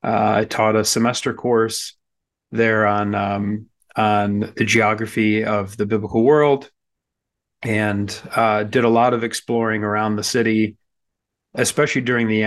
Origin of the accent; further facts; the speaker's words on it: Michigan, United States; moved away as an adult; also born or lived in Chicago, United States / Jerusalem, Israel; I hail from the American Midwest. I grew up in Michigan and then by way of Chicago, ended up studying in Jerusalem